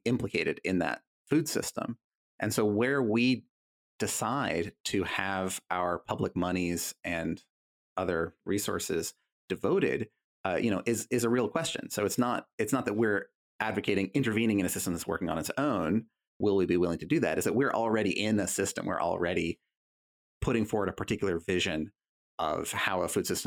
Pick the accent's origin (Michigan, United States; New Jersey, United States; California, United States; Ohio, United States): California, United States; moved away; I'm from California originally